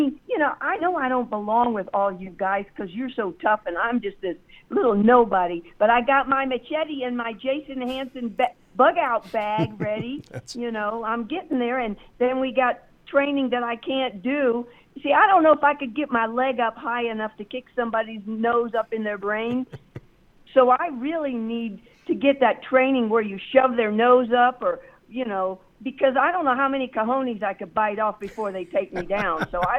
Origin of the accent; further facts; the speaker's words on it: Wiesbaden, Hesse, Germany; born there; Rob, I was born in Wiesbaden.